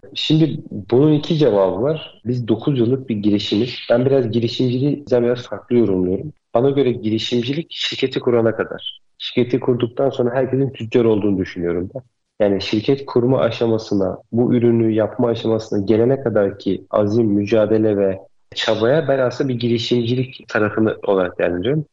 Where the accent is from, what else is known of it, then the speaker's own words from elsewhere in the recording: Bursa, Turkey; Bursa'da doğdum büyüdüm.